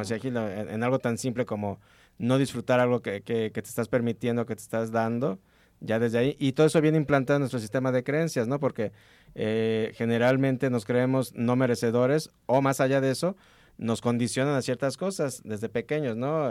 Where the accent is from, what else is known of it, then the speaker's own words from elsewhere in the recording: Mexico; aquí como mexicanos y como un país altamente religioso